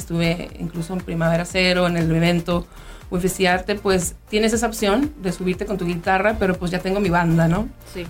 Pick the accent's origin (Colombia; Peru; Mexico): Mexico; also born or lived in Mexico City; como mexicana, como mujer